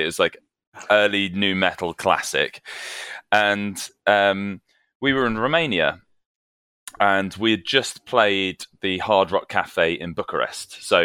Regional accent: United Kingdom; accent: posh British; now in London, United Kingdom; they'll be able to tell from the distinctly posh British accent.

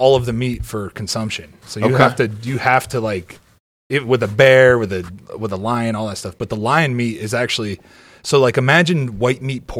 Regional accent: Ohio, United States; I grew up in Ohio.

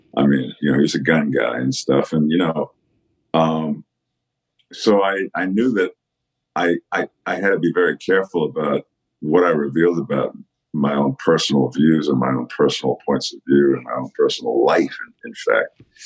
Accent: New York, United States; growing up in New York

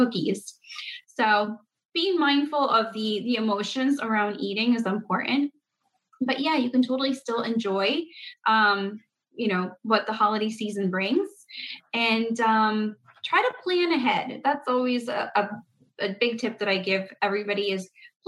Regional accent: Paraguay; now in United States; I was not born in America. I was born in South America, in Paraguay. But like, we didn't grow up with baking all the cookies

